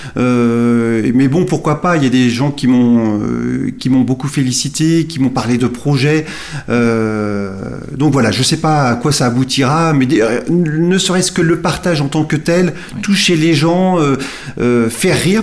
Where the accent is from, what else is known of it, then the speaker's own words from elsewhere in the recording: Nantes, Pays de la Loire, France; moved away as an adult; now in Somme, France; Je suis natif de Nantes où j'ai vécu jusqu'à mes 29 euh, ans